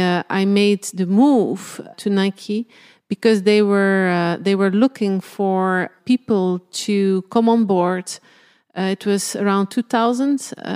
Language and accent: English; Belgium; I grew up in a very small village, mm-hmm. in a small village in Belgium. My mom actually had a sporting goods store.